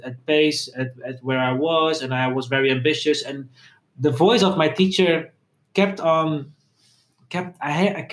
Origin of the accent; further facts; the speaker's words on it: Netherlands; also born or lived in Egypt / Amsterdam; I grew up in the Netherlands, but I have my roots in Egypt and in Italy.